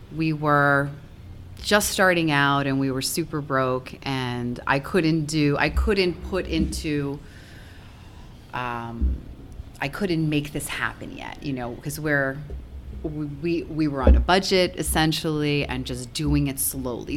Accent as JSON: {"language": "English", "area": "Long Island", "region": "New York", "country": "United States", "tie": "born or raised there", "also_born_or_lived": "Albany, New York", "moved": "as an adult", "lives_now": "Ballston Spa, United States", "said": "I'm from Long Island originally, so I grew up there."}